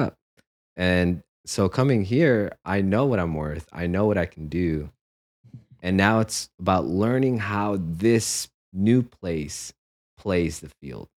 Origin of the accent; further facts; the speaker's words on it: San Jose, California, United States; moved away as an adult; also born or lived in Philippines / New York City; now in Los Angeles, United States; growing up in San Jose